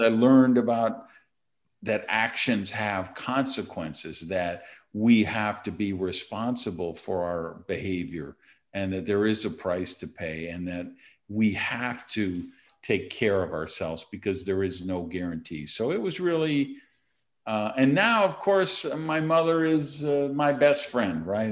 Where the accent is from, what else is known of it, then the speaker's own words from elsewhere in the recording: Madison, Wisconsin, United States; now in Miami, United States; I was born and raised in Madison, Wisconsin